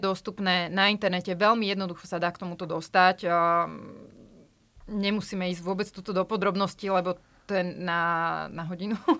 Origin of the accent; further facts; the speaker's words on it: Slovakia; moved away as an adult; also born or lived in France; ako obyčajný Slovák